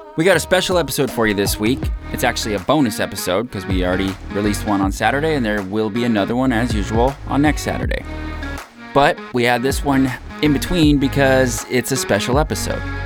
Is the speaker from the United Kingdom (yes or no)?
no; United States; My American citizenship is something that I have always taken for granted. I was born into it